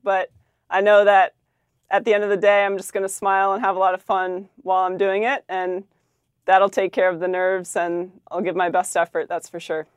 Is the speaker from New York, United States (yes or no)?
no; Maryland, United States; we're both from Maryland